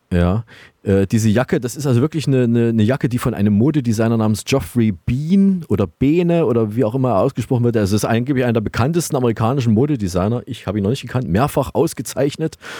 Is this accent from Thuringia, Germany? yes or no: yes; Thuringia, Germany; wir kommen ja beide aus Thüringen